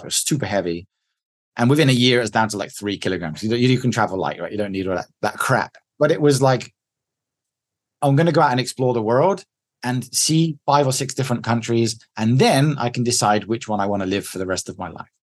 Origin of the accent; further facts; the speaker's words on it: England, United Kingdom; moved away as an adult; I'm the English guy in here